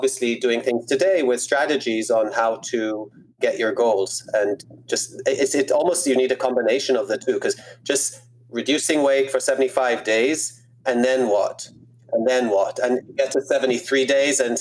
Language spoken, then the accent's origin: English; Israel; I grew up in Israel